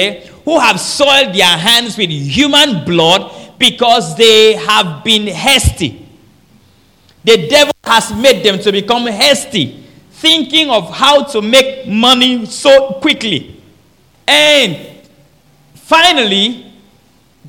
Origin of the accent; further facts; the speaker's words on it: Nigeria; I'm from Nigeria.